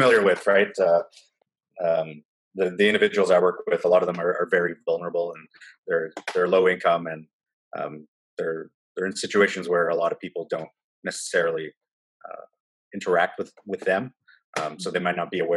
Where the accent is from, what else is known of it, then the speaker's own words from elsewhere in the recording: Timmins, Ontario, Canada; moved away as an adult; also born or lived in Guelph, Ontario; now in Kitchener, Canada; I currently live in Kitchener, Ontario, Canada. I grew up in Timmins, Ontario